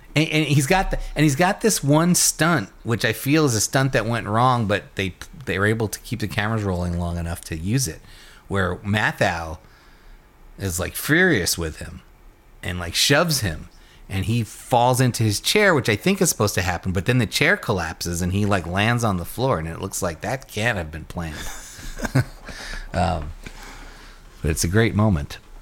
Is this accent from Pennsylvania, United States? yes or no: no; New York, United States; born or raised there